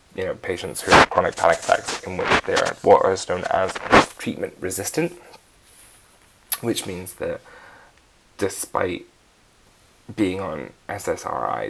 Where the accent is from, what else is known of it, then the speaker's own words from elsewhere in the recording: Scotland, United Kingdom; I'm Scottish.